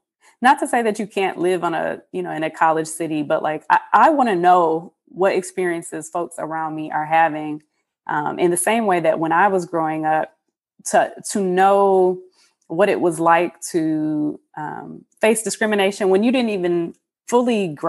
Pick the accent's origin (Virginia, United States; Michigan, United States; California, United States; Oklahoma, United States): Michigan, United States; Detroit; moved away as an adult; I, as a mixed woman, biracial woman growing up in Detroit